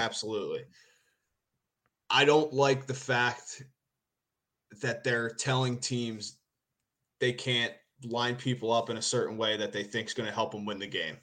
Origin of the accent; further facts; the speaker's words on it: Philadelphia, Pennsylvania, United States; moved away as an adult; now in Japan; growing up in Philly, I don't live in Philly anymore